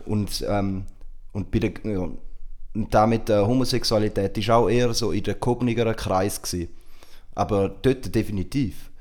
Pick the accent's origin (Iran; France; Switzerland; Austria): Switzerland; bei uns in der Schweiz